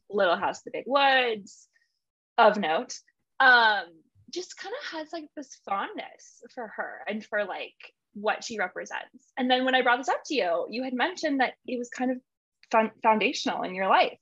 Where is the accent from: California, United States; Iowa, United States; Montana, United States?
Montana, United States; I grew up in Montana.